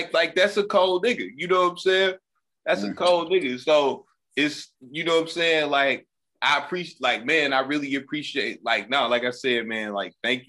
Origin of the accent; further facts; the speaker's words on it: Muskogee, Oklahoma, United States; I was born in Muskogee, Oklahoma